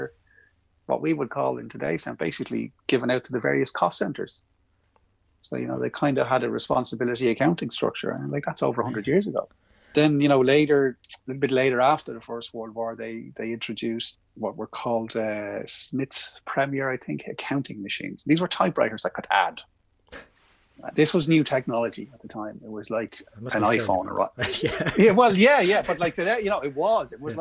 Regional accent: Ireland; as an Irish man

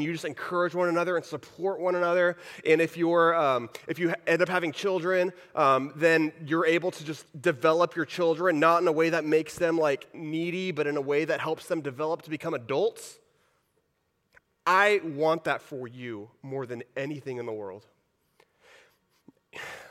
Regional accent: Texas, United States; moved away; I grew up in Texas.

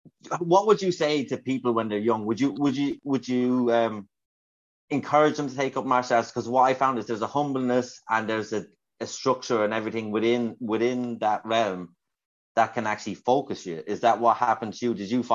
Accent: Kildare, Leinster, Ireland; I'm from Ireland, you're from Ireland, I'm from Kildare

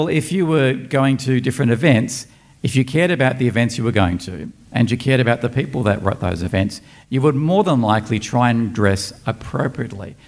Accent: Australia; we're from Australia, we've come a long way

